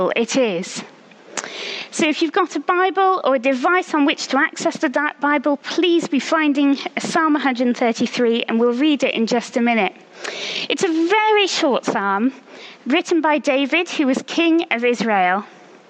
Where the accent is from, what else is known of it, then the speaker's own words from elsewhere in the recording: France; now in Oxford, United Kingdom; I grew up in France, and I speak fluent French